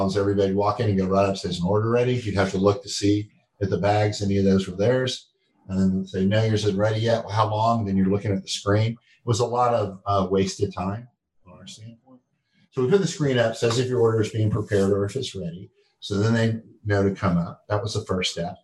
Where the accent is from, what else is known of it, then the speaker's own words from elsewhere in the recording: Texas, United States; now in North Carolina, United States; I grew up in Texas